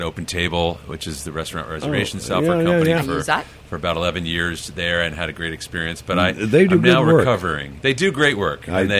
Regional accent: California, United States; I grew up drinking, yes.

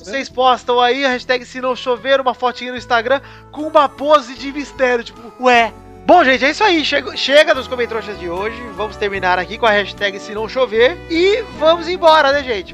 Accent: São Paulo, Brazil; a gente é de São Paulo, a maioria aqui

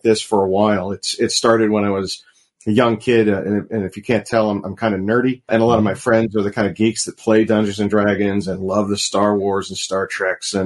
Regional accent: Pittsburgh, Pennsylvania, United States; I'm from Pittsburgh

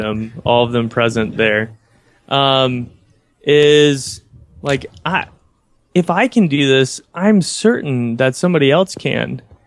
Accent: United States; where I grew up in the United States

